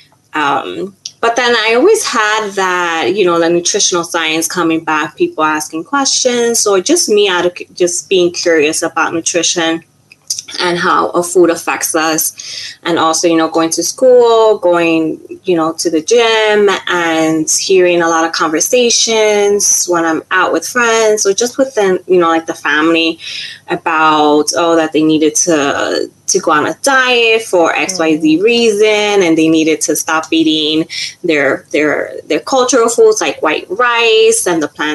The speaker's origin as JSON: {"language": "English", "town": "New York City", "region": "New York", "country": "United States", "said": "I did my undergrad here in New York City. So I'm from New York City"}